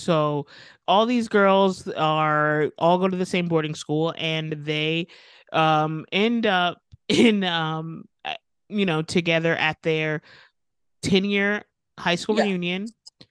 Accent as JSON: {"language": "English", "country": "United States", "said": "and then, and maybe that's my American ignorance showing, you know."}